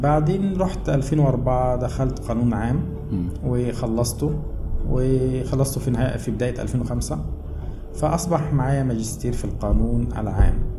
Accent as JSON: {"language": "Arabic", "town": "El Maragha", "region": "Sohag Governorate", "country": "Egypt", "tie": "born or raised there", "also_born_or_lived": "Asyut / Cairo, Egypt", "moved": "as an adult", "said": "أنا أصلاً من، آه، من أهل الصعيد يعني، من مواليد محافظة سوهاج، مركز المراغة"}